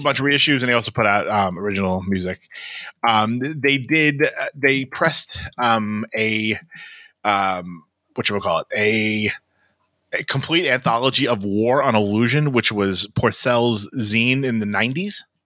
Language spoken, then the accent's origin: English; Brooklyn, New York, United States; In my hometown of Brooklyn, New York